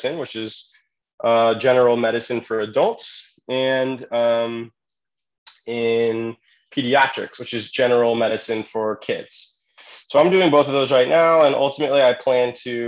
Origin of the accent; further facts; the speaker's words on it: California, United States; I'm from California, and I went to college there